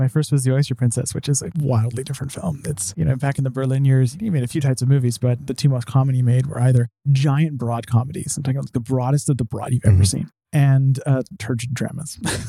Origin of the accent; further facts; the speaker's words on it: Canada; a random Canadian who is in here in New York